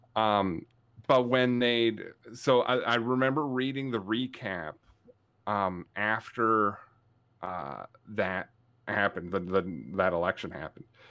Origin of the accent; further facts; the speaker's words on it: Canada; I, as a Canadian